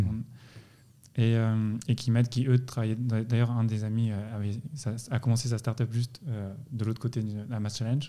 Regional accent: France; moved away as an adult; now in Lausanne, Switzerland; moi je viens de, de France, c'est-à-dire bon, maintenant je suis ici depuis assez longtemps

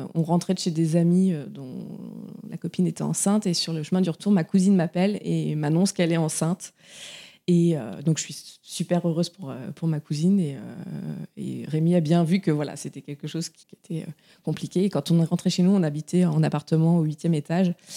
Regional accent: Touraine, Centre-Val de Loire, France; moved away as an adult; now in Brittany, France; je viens euh, de Touraine, mais j'habite depuis six ans en Bretagne

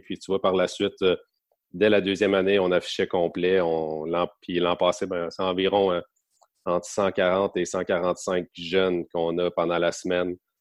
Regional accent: Gatineau, Quebec, Canada; moved away as an adult; also born or lived in Halifax; now in Drummondville, Canada; j'ai grandi à, à à Gatineau maintenant, donc euh, j'ai fait mon hockey mineur dans ce coin-là

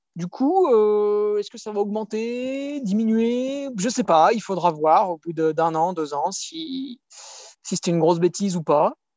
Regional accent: France; en tant que Français, on a UTMB proche de chez nous

